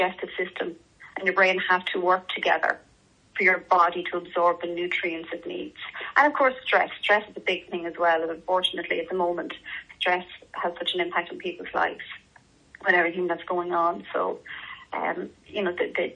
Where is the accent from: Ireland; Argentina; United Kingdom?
Ireland; we're Irish